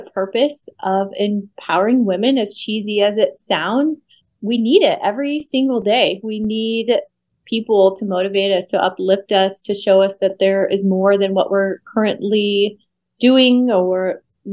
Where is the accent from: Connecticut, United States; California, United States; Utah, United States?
Utah, United States; moved away as an adult; now in Las Vegas, United States; Right now, I am currently living in Las Vegas. I'm originally from Utah